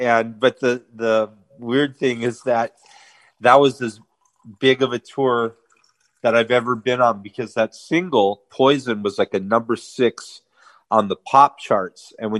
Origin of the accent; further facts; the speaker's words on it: Armenia; And then we're also going to be playing a festival in Armenia, my home country, in September.